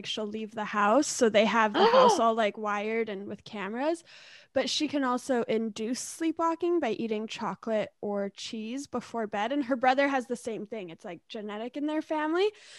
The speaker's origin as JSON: {"language": "English", "region": "Ontario", "country": "Canada", "tie": "born or raised there", "also_born_or_lived": "British Columbia", "said": "I'm born in BC, but I grew up in Ontario and BC, mix of both. All over."}